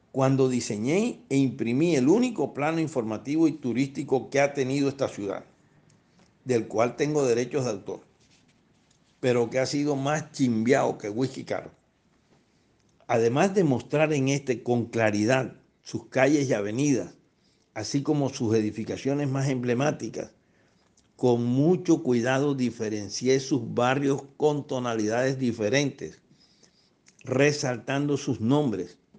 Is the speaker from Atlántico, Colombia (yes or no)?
yes; Barranquilla, Atlántico, Colombia; soy más barranquillero que el carajo.